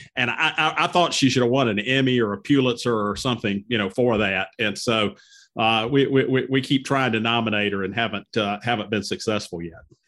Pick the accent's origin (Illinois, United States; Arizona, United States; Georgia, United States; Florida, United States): Georgia, United States; Cedartown; I grew up in Cedartown, Georgia